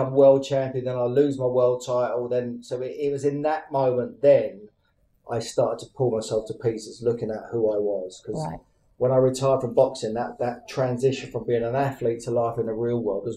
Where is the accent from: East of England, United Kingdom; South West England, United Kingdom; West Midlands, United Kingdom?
East of England, United Kingdom; Luton; in Luton, my hometown.